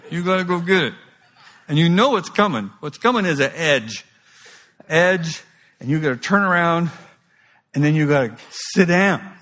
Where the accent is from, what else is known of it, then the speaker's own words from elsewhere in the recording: Kauai, Hawaii, United States; It's like I was raised on Kauai. You know, it's the most beautiful place in the world.